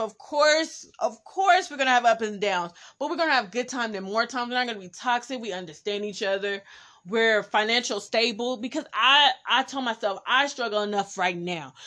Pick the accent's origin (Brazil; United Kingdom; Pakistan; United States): United States; Oakland, California; I'm from East Oakland, so I was in East Oakland